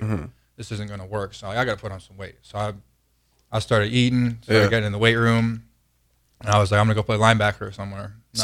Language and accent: English; Traverse City, Michigan, United States; I'm from Traverse City, Michigan.